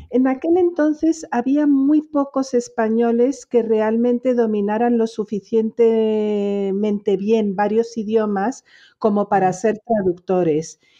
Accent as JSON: {"language": "Spanish", "region": "Geneva", "country": "Switzerland", "tie": "born or raised there", "said": "creciendo en Ginebra, hija de españoles, yo crecí mm, eh, bilingüe, totalmente, soy totalmente bilingüe francés-español"}